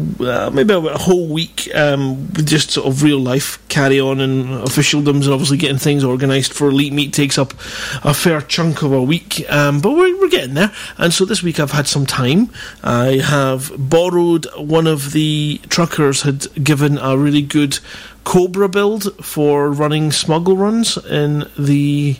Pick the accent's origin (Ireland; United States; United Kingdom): United Kingdom; Scotland; I'm Scottish